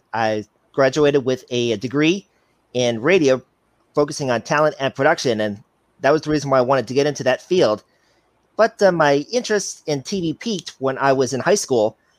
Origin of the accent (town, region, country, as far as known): Chicago, Illinois, United States; now in Cedar Rapids, United States